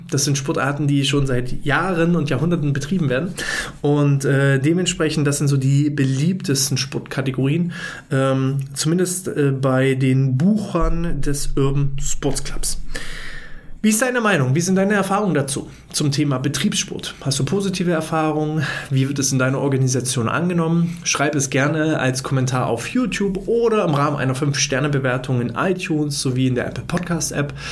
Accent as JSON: {"language": "German", "region": "East Germany", "country": "Germany", "tie": "born or raised there", "said": "ich bin ja ein Kind des Ostens ja, ich bin 89 geboren, also ich habe gerade so die Wende mitbekommen, nicht bewusst, aber zumindest war ich da."}